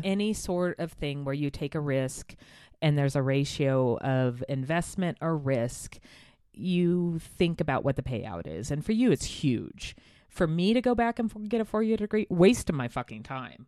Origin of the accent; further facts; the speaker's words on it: United States; I'm an American